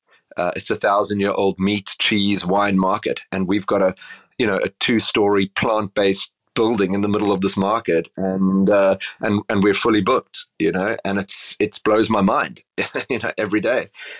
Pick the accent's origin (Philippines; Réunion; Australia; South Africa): South Africa; Cape Town, Western Cape; So I grew up in Cape Town. I don't know if you've ever been to Cape Town, but it's a beautiful, sleepy city on the southern tip of Africa.